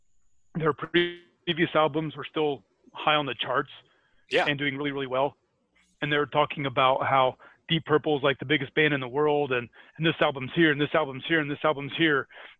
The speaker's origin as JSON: {"language": "English", "region": "Scotland", "country": "United Kingdom", "accent": "Scottish", "said": "Which is my Scottish accent for when they want to make fun of the English."}